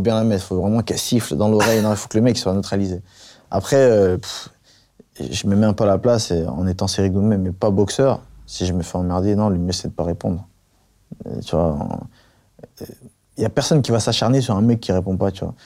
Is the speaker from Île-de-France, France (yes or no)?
yes; Paris, Île-de-France, France; also born or lived in Avignon; J'ai grandi à Paris, dans une cité, j'ai grandi à, à, Avignon aussi